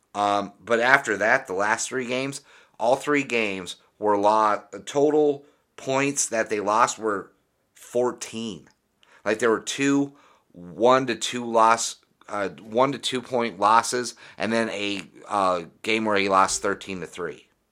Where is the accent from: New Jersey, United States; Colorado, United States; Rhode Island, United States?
Colorado, United States; Denver; I grew up in Denver, Colorado